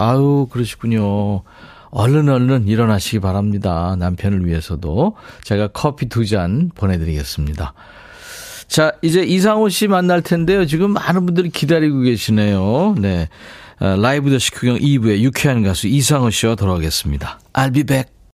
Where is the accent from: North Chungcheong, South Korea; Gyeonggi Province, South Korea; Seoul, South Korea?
Seoul, South Korea; 어렸을 때 광화문 살았거든요. 거기서 이제 초등학교로 왔다 갔다 했는데